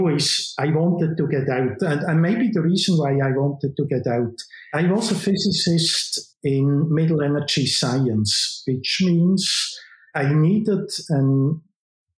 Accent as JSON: {"language": "English", "town": "Aarau", "region": "Aargau", "country": "Switzerland", "tie": "born or raised there", "moved": "yes", "said": "I was born and raised in Switzerland, in the German-speaking part of Switzerland"}